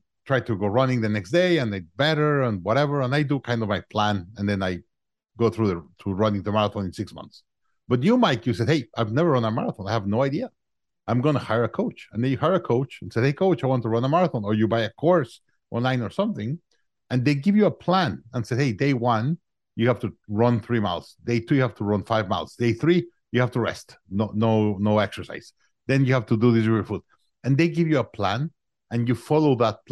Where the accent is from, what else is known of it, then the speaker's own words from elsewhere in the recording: Mexico City, Mexico; moved away as an adult; also born or lived in Monterrey, Mexico; now in Austin, United States; I'm originally from Mexico. I was born in Mexico, in Monterrey, Mexico. I grew up in Mexico City.